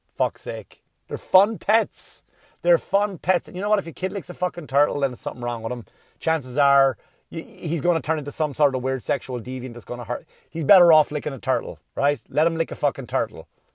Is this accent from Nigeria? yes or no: no; Ireland; now in United States; when I was a kid growing up in Ireland